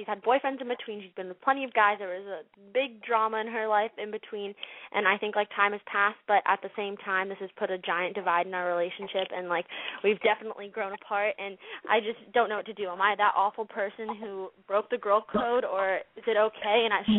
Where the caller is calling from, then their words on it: Los Angeles, California, United States; Hi, I'm …. I'm 16, and I'm from Los Angeles